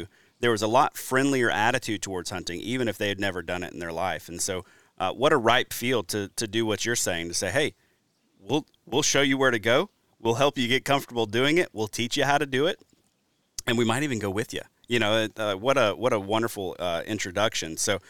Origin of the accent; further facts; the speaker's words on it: Alabama, United States; also born or lived in Louisiana; now in Wisconsin, United States; coming from the Deep South, I grew up in Alabama, then moved to Wisconsin, actually from Louisiana.